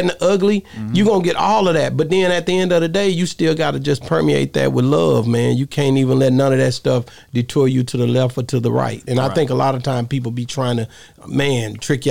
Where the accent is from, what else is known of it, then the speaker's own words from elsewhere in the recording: East Texas, United States; I'm from East Texas